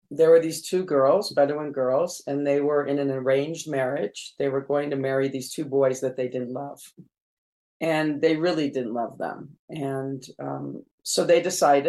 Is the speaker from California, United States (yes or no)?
yes; California, United States; also born or lived in Jerusalem; I was born in Jerusalem and raised in California in the desert.